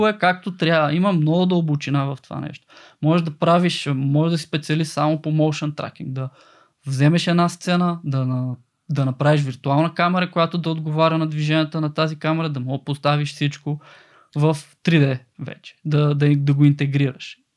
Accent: Kardzhali, Kardzhali Province, Bulgaria; съм родом от Кърджили

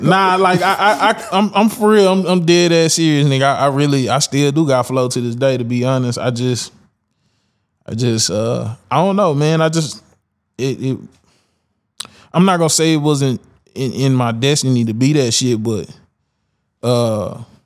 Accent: Dallas, Texas, United States; I grew up in Pleasant Grove. Yeah, man. The Grove. Grove, Grove side, 7 5

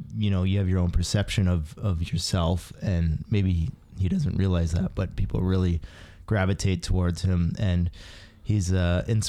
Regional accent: Grand Bend, Ontario, Canada; also born or lived in Preston, Cambridge; Up until grade 3, and then they uprooted us to Grand Bend.

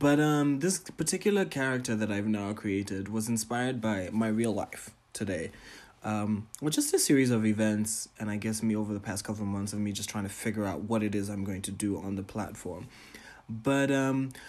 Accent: Botswana; I am a Ghanaian, Tanzanian, Pan-African entertainer, curator, and entrepreneur from Botswana

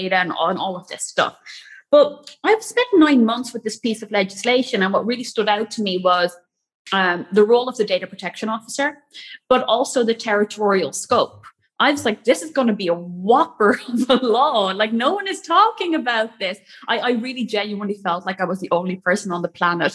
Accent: Netherlands; moved away as an adult; also born or lived in Cork, Ireland; I grew up in the Netherlands

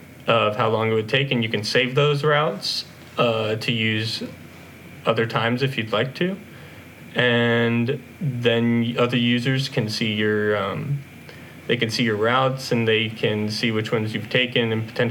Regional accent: Nashville, Tennessee, United States; also born or lived in Knoxville, Tennessee; I was born and raised in Nashville, Tennessee

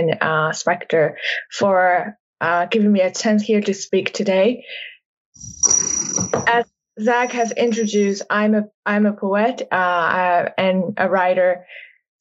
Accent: Myanmar; moved away; I grew up in Myanmar.

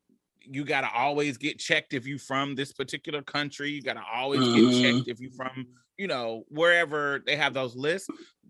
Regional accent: United States; I have experienced very, very positive experiences in other countries, just based on the fact that I'm American.

